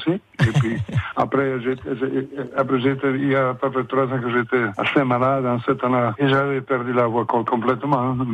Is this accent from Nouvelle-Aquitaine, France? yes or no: yes; Pays Basque village, Nouvelle-Aquitaine, France; moved away as an adult; also born or lived in San Francisco; now in South San Francisco, United States; J'ai, grandi là jusqu'à l'âge de 19 ans. Après, je suis venu ici aux, aux, États-Unis. Et depuis, je suis ici.